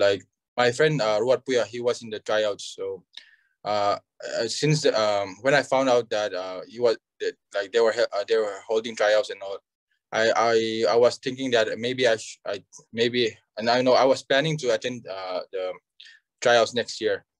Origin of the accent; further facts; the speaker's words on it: Aizawl, Mizoram, India; I'm from uh, Aizawl, Mizoram